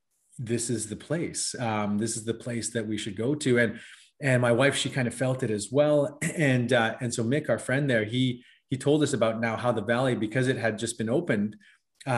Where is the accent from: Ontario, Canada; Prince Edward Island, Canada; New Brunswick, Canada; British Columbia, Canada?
British Columbia, Canada; West Coast of Canada; I was born and raised on the West Coast of Canada